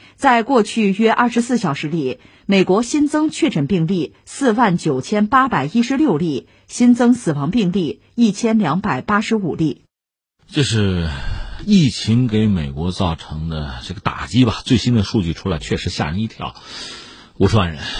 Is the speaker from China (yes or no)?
yes; China; 作为一个中国人